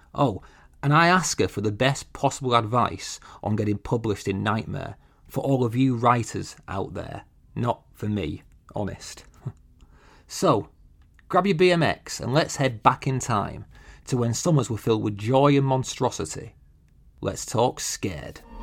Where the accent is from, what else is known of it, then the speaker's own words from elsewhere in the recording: United Kingdom; I'm so British